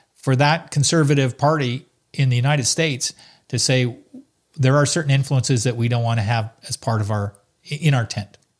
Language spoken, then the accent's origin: English; Salaberry-de-Valleyfield, Quebec, Canada; also born or lived in Ottawa; growing up in Valley Field, a little town not too far from Montreal